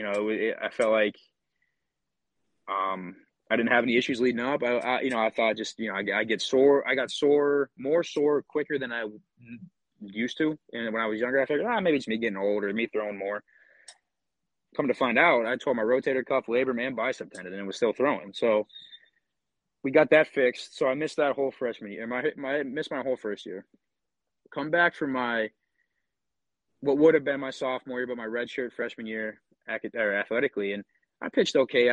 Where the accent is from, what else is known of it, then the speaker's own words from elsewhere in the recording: Pennsylvania, United States; being in my home state